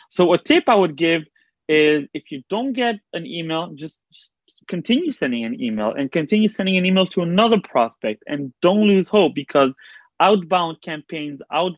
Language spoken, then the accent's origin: English; Belgium; now in Israel; I like helping Olim, people that came from abroad like I did. When I came from Belgium, I had zero connections, zero help to get into the tech field.